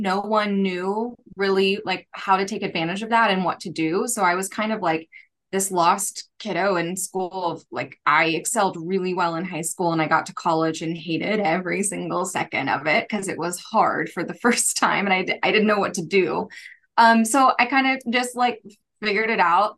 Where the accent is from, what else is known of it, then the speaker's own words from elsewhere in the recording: United States; also born or lived in Kansas City / Tulsa, Oklahoma; I grew up in, in both Kansas City and Tulsa